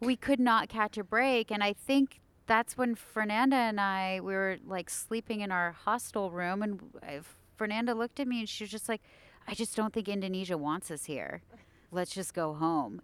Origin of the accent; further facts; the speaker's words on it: United States; being American